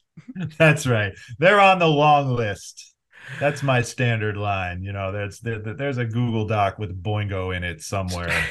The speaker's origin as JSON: {"language": "English", "town": "Cleveland", "region": "Ohio", "country": "United States", "tie": "born or raised there", "said": "I grew up mostly in the Cleveland area."}